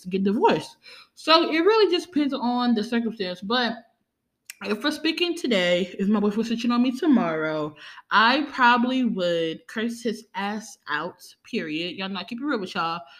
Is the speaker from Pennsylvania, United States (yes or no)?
no; New Orleans, Louisiana, United States; I'm from New Orleans, Louisiana